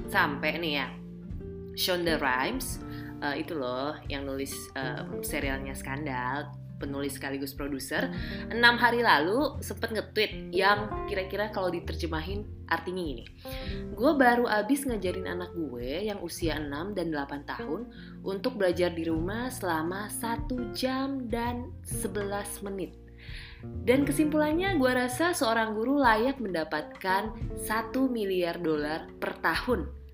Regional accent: Pontianak, West Kalimantan, Indonesia; uh, yang juga salah satu guru di SMP di Pontianak, Kalimantan Barat, kampung halamanku.

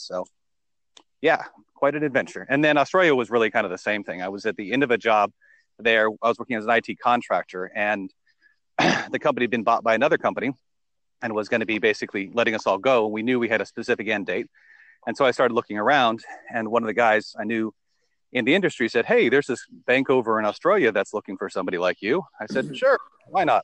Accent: United States; also born or lived in United Kingdom; I, I, was born in America. Um, I'm native here.

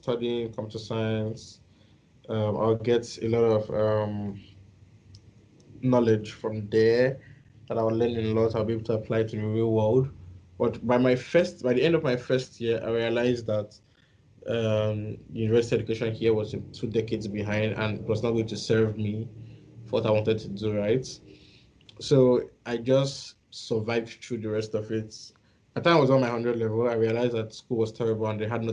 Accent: Edo, Nigeria; So I grew up in a place called Edo State

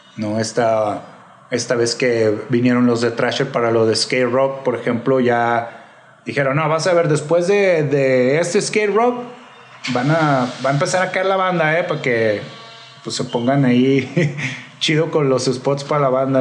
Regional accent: Guadalajara, Jalisco, Mexico; also born or lived in California / Mexico City; now in Guadalajara, Mexico; yo soy de aquí de Guadalajara, yo nací aquí y pues anduve en Califa y todo ese rollo y después ya me regresé a DF.

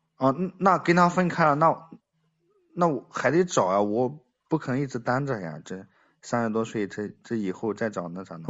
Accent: Henan, China; 我是河南的

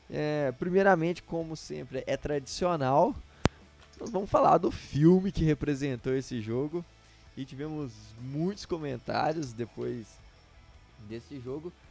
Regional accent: Minas Gerais, Brazil; accent: mineiro; deixa meu, meu sotaque mineiro aqui, uai.

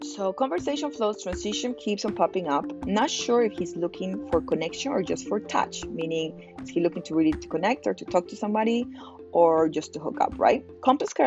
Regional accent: Miami, Florida, United States; I'm from Miami

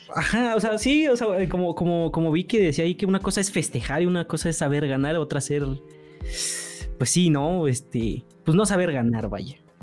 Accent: Mexico; nosotros como mexicanos

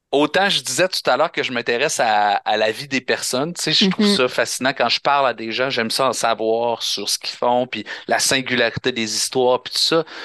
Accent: Quebec, Canada; On est combien de Québécois? On est rendu quoi? On est rendu à 9 millions

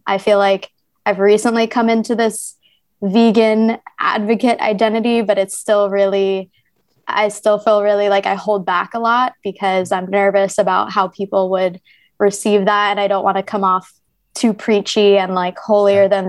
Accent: New Jersey, United States; now in Ho Chi Minh City, Vietnam; I'm actually from New Jersey, so where Princeton is

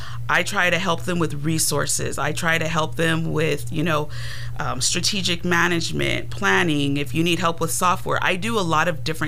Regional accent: San Jose, California, United States; moved away as an adult; now in Sacramento, United States; I am from San Jose, California. Just moved out here to the Sacramento area about 2-3 years ago. And I moved out here. I've always wanted to be out here.

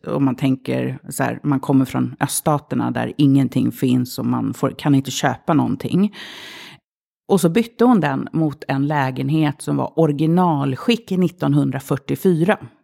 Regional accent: Stureby, Stockholm County, Sweden; Det är ju otroligt mycket mediamänniskor som bor i Stureby och tv-profiler och så vidare. Eh, då för tiden eh, så var det arbetarklass. Det fanns inte en invandrare så långt ögat nådde. Alla mina kompisar hette Jenny, Linda, Jessica, Anna

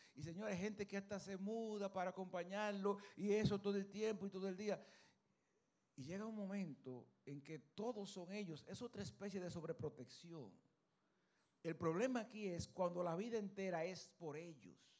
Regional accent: Luperón, Puerto Plata, Dominican Republic; Yo soy de Puerto Plata, Luperón, Puerto Plata

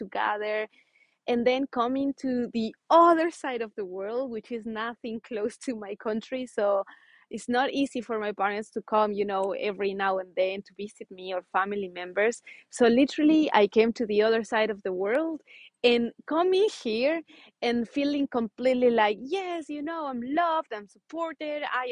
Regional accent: Ecuador; moved away; I come from Ecuador, South America

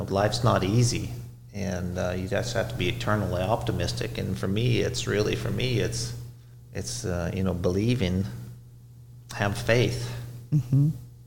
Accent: Canada; moved away; I'm Canadian

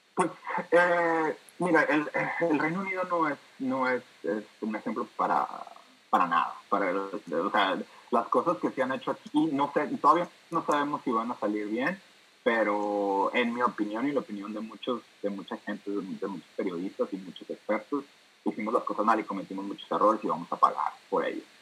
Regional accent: Hermosillo, Sonora, Mexico; moved away as an adult; also born or lived in Monterrey, Mexico; now in London, United Kingdom; nacido y criado en Hermosillo por 20 años

